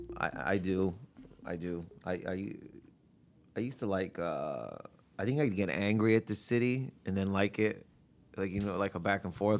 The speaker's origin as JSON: {"language": "English", "town": "Windsor", "region": "Ontario", "country": "Canada", "tie": "born or raised there", "said": "growing up in Windsor"}